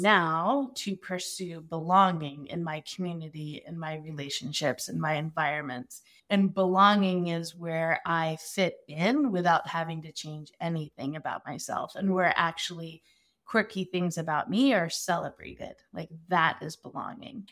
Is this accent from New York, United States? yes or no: no; Arizona, United States; I am from Arizona. I'm an Arizona native.